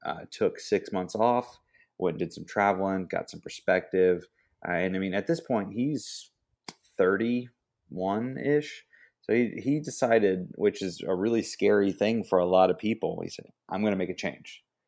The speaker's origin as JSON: {"language": "English", "town": "Ingram", "region": "Texas", "country": "United States", "tie": "born or raised there", "said": "the town I grew up in was, like, Ingram"}